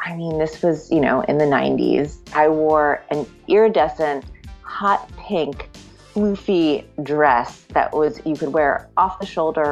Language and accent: English; Wilmington, Delaware, United States; I grew up in Wilmington, Delaware